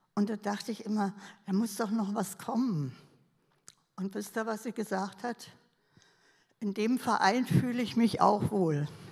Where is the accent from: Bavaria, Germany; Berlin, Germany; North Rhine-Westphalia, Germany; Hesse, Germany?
Berlin, Germany; ich bin ja Berlinerin